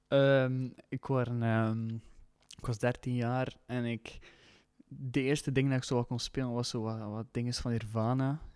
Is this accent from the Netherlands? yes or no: no; Leffingen, Flanders, Belgium; Ik, ik kom uit Leffingen ook